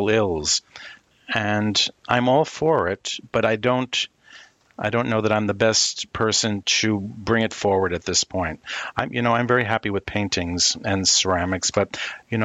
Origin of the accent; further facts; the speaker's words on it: Northeast, United States; moved away as an adult; also born or lived in Syracuse / Europe / Midwest; someone who is born and bred in the Northeast and come from a long line of city people. You know, my family on both sides, half from Boston, half from New York City, we're city folk